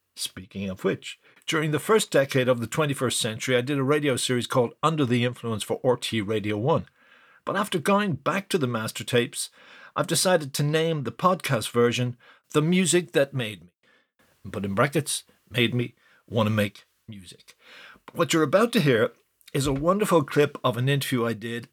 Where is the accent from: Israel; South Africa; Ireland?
Ireland; I felt as an Irish rock